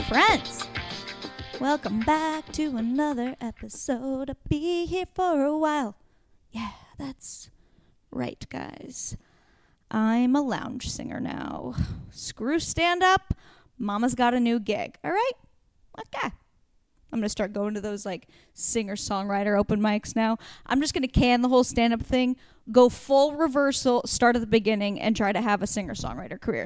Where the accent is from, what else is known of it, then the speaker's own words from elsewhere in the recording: Warrenton, Oregon, United States; moved away; It's where I grew up in Warrenton